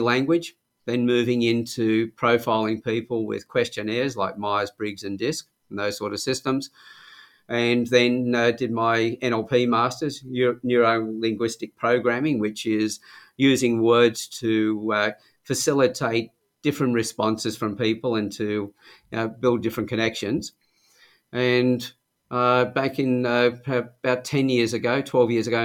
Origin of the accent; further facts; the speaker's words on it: Sydney, New South Wales, Australia; moved away as an adult; now in Newcastle, Australia; Originally from Sydney. I came to Newcastle in 1975, I think it was, when I was about 23